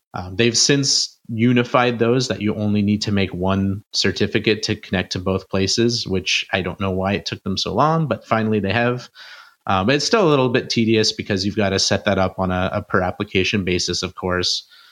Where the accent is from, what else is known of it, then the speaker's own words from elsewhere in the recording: Canada; I'm from Canada